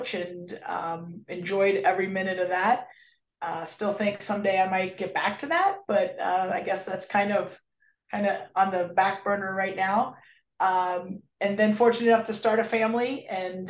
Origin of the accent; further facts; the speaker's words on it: Cincinnati, Ohio, United States; also born or lived in Charleston, West Virginia; I'm originally from Cincinnati. Grew up in Cincinnati, went to high school.